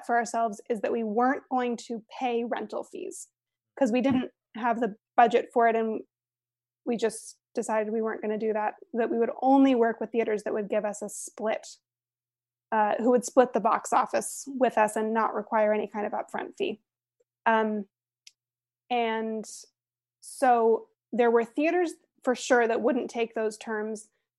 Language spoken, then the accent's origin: English; Aspen, Colorado, United States; And then the only other place, in Aspen, my hometown, we also paid a rental fee